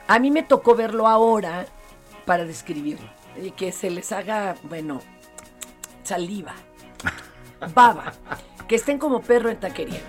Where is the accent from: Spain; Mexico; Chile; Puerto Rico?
Mexico; Mexico City; nosotros los chilangos